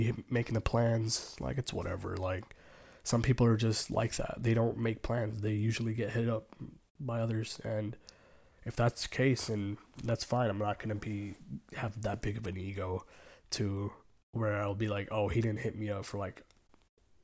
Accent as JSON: {"language": "English", "country": "United States", "tie": "born or raised there", "said": "growing up most of the time in this country"}